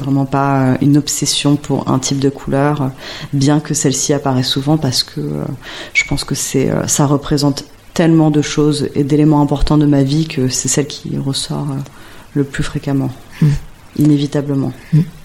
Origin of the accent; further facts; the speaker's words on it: Paris, Île-de-France, France; J'ai grandi dans le 11e arrondissement, hmm. rue Sedaine